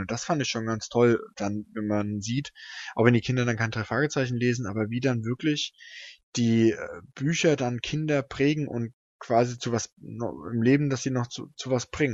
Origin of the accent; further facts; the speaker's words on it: Hesse, Germany; now in Berlin, Germany; ich komme ja aus Hessen